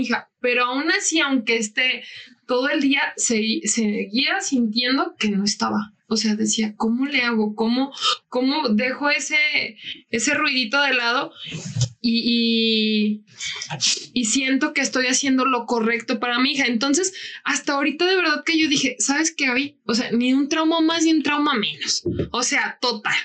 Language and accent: Spanish; Francisco I. Madero, Mexico; yo soy de Francisco Madero